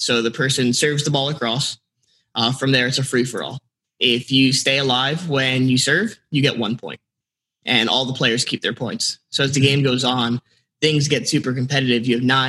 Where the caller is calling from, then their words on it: Miami, Florida, United States; I'm from Miami, Florida right now.